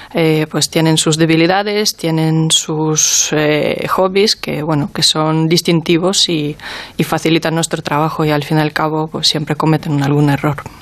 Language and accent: Spanish; Ukraine; now in Spain; mi país de origen